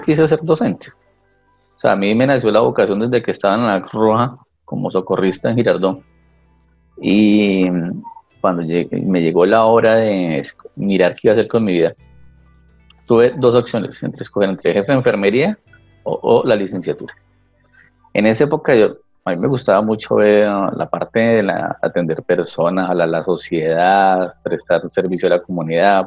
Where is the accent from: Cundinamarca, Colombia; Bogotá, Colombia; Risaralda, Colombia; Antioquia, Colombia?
Cundinamarca, Colombia; La Mesa; also born or lived in Bogotá; Yo nací en Bogotá, pero fui criado parte en la mesa